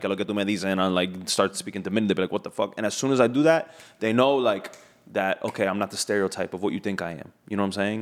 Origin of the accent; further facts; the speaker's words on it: United States; I'm American